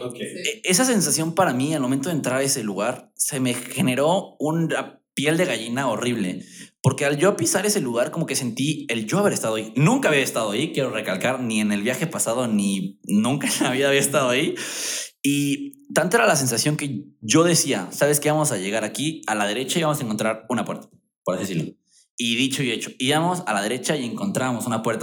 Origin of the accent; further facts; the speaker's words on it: Mexico; yo de México